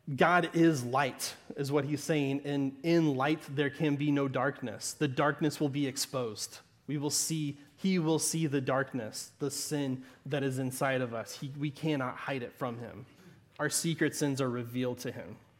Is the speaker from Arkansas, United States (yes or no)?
yes; Southern Arkansas, United States; accent: Southern Arkansas; my Southern Arkansas accent